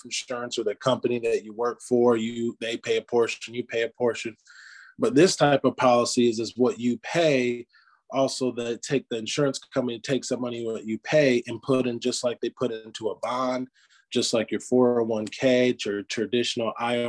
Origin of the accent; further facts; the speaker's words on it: Michigan, United States; now in Greenville, United States; I'm originally from Michigan. So us Michiganders, we want to work a blue collar job